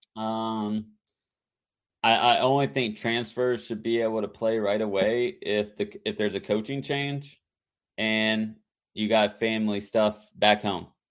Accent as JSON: {"language": "English", "region": "North Carolina", "country": "United States", "tie": "born or raised there", "said": "growing up in, growing up in North Carolina"}